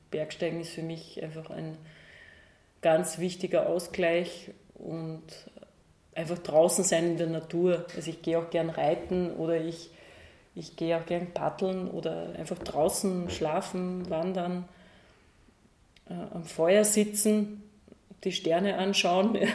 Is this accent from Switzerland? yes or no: no; Upper Austria, Austria; ich bin in Oberösterreich aufgewachsen mit dem Blick auf den Traunstein. Das ist so unser Berg.